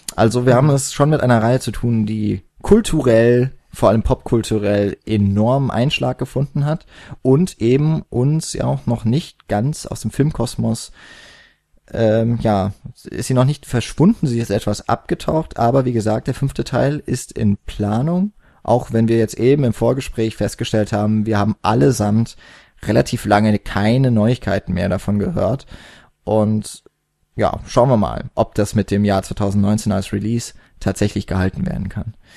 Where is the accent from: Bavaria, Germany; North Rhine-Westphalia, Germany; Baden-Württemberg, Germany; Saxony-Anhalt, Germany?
Baden-Württemberg, Germany; Karlsruhe; ich komme nicht aus der Haupt, sondern aus der Fächerstadt Karlsruhe.